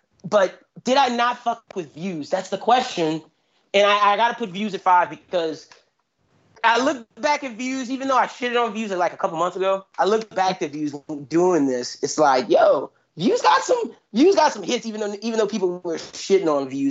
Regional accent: Louisiana, United States; As a kid growing up in Louisiana

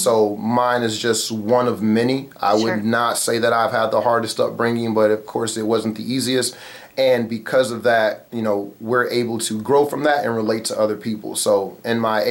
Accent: Muskegon, Michigan, United States; I'm from Muskegon, Michigan, born and raised

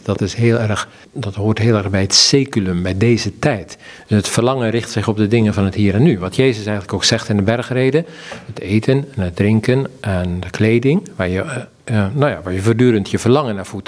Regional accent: Zeeland, Netherlands; De agrarische samenleving in het dorp waar ik ben opgegroeid, hè, in Zeeland

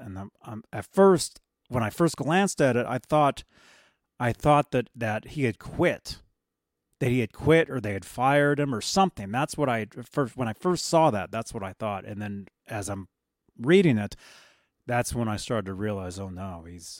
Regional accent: Colombia; I'm from Colombia.

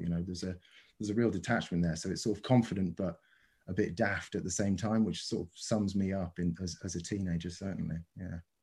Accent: Cornwall, South West England, United Kingdom; moved away; also born or lived in New Zealand / London; my own childhood, you know, the, the sort of structure of growing up in Cornwall and then moving to New Zealand and then eventually getting to London

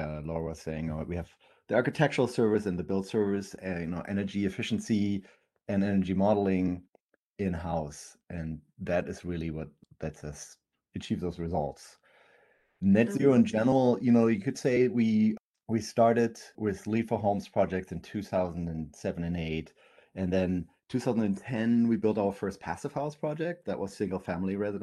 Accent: Germany; moved away as an adult; now in Portland, United States; I'm originally from Germany. I used to be a contractor in Germany and moved to Portland in 2006

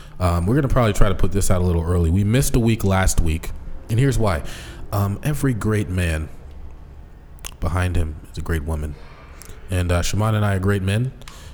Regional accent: Seattle, Washington, United States; growing up in Seattle

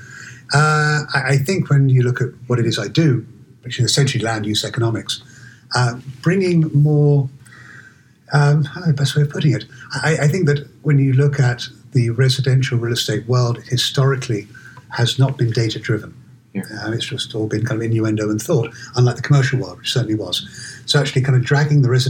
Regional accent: London, United Kingdom; moved away as an adult; also born or lived in Oxford; now in Seattle, United States; I'm originally from London, born and raised in London

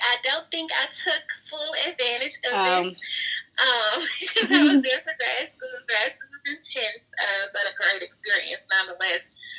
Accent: Fayette, Mississippi, United States; also born or lived in Savannah, Georgia; now in Jackson, United States; I moved back home to Fayette for a little bit

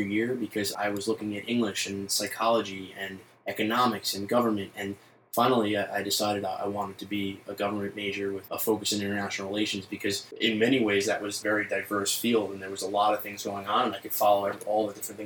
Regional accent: New York City, New York, United States; I grew up in Bay Ridge, Brooklyn

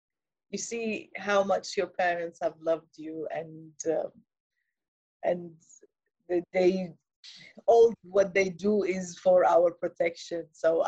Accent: England, United Kingdom; I grew up in England as well

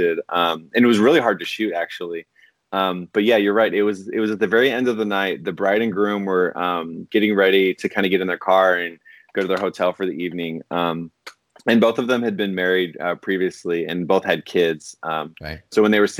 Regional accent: Portland, Oregon, United States; I grew up in the Portland area

